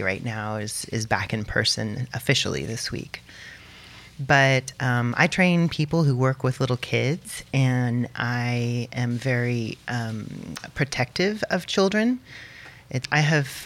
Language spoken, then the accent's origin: English; Austin, Texas, United States; I grew up here in Austin, and just a little bit west of Austin in a geodesic dome